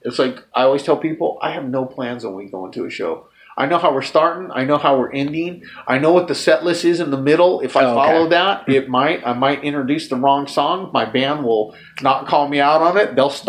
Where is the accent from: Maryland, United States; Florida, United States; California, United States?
California, United States; Lynwood; moved away as an adult; also born or lived in Los Angeles County, California; now in Seattle, United States; I was born in Linwood, California. Lived in L.A. County till I was 39.